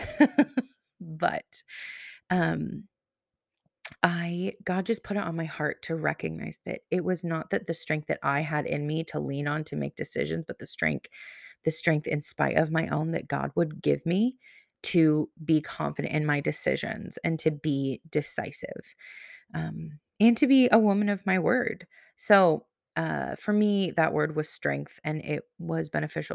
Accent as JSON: {"language": "English", "region": "Pacific Northwest", "country": "United States", "said": "I'm from the Pacific Northwest"}